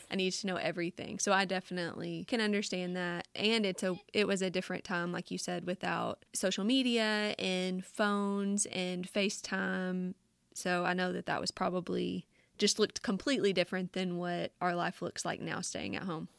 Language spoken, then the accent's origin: English; Louisiana, United States; accent: thick; moved away as an adult; now in North Carolina, United States; my accent is so thick and so different living in Louisiana and then now in North Carolina